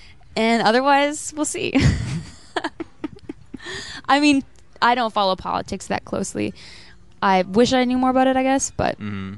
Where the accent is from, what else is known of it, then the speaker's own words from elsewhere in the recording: North Bay, Ontario, Canada; also born or lived in Timmins / Toronto / Vancouver / Philippines; I was born in Timmins. I grew up in North Bay. Spent some time living in the Philippines, in Jamaica, Southern Ontario.